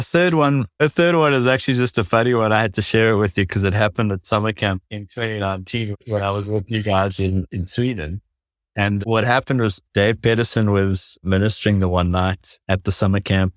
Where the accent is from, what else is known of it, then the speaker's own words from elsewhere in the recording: South Africa; growing up in South Africa